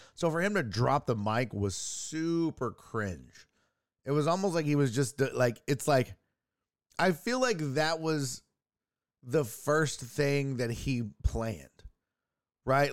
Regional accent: United States; as an American

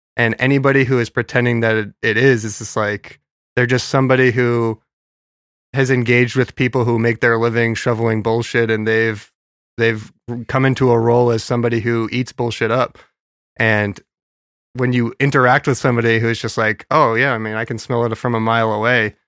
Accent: New Hampshire, United States; we're from New Hampshire

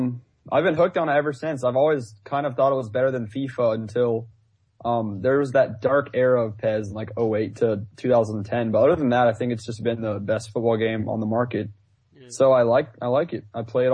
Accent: United States; the American will go first, the Yank. All right, so I apologize in advance if I refer to football as soccer because I am American.

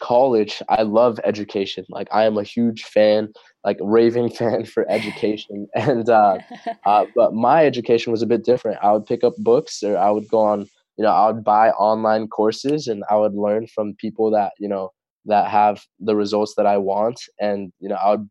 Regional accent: Torrance, California, United States; also born or lived in La Puente; When I was around 6 years old, that's when we moved to Torrance

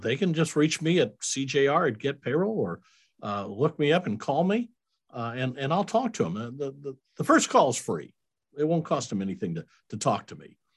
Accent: Iowa, United States; moved away as an adult; also born or lived in Kansas City; now in Hickory Creek, Texas, United States; I was born in Iowa. I was a raised as, as a Iowa Midwestern boy, uh, went to high school there.

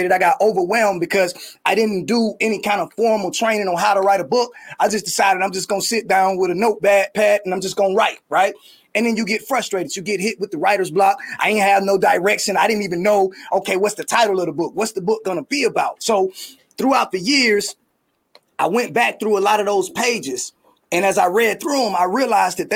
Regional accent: Atlanta, Georgia, United States; I was from Atlanta and that I had went to Krim High School

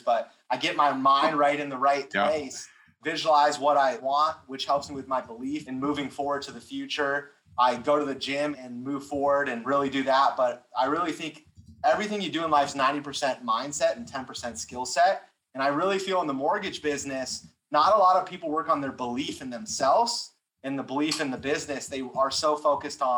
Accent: California, United States; I'm from California

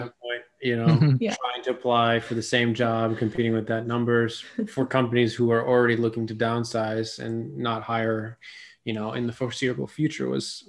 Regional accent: Sleepy Hollow, New York, United States; moved away as an adult; also born or lived in Maryland / Houston; I was born and raised in Sleepy Hollow, New York, and went to school in Maryland, and then got my first job in Houston.

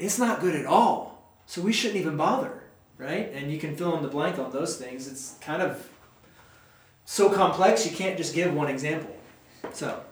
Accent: United States; as an American

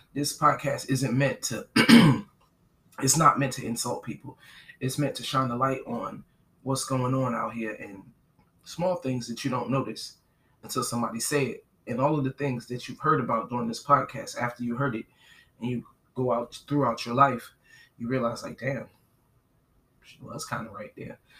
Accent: New York, New Jersey, United States; now in Southern United States; I'm from New Jersey, New York

